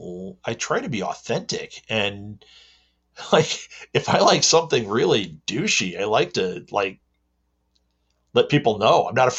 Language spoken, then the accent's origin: English; Midwest, United States; I am from the Midwest in America.